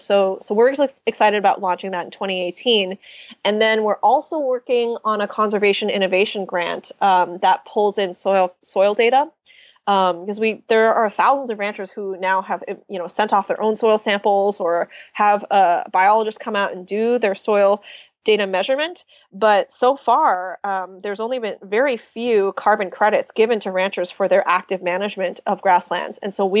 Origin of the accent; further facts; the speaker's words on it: United States; So I'm Chinese American.